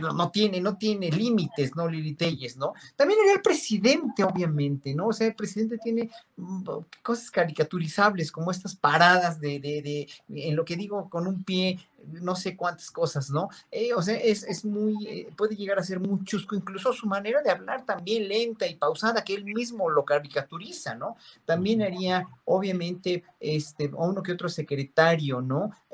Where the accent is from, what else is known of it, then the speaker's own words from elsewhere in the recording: Mexico; somos los mexicanos